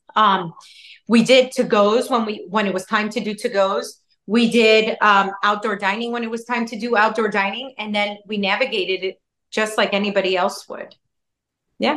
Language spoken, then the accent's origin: English; Chicago, Illinois, United States; now in Miami, United States; I was born in Chicago and everything. My parents are from Chicago.